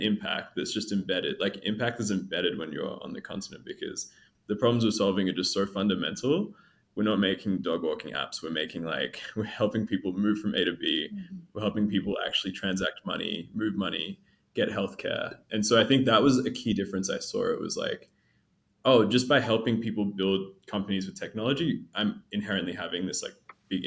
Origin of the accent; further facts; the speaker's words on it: Australia; moved away as an adult; now in East Africa; I was born in Australia, but both my folks were from Ethiopia. So they moved just before they had me. And I grew up in Australia